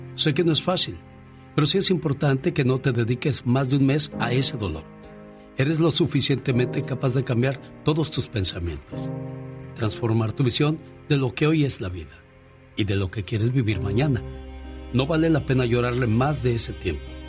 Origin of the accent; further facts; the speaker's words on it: Michoacán, Mexico; moved away; Un día salí de Michoacán, pero Michoacán nunca salió de mí.